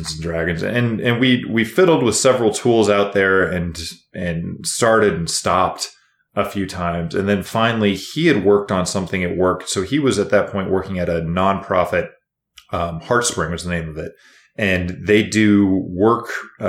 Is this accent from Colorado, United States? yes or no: no; Kansas, United States; moved away as an adult; now in Las Vegas, United States; we are all originally from Kansas